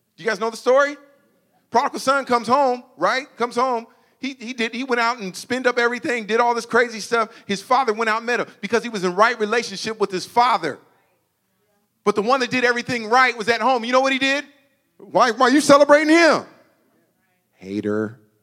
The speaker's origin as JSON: {"language": "English", "town": "Suisun City", "region": "California", "country": "United States", "tie": "born or raised there", "said": "I grew up here in Susoon"}